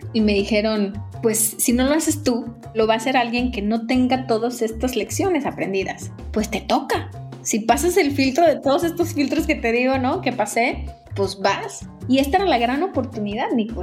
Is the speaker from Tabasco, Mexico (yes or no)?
no; Guadalajara, Jalisco, Mexico; moved away as an adult; now in Mexico City, Mexico; yo soy originaria de Jalisco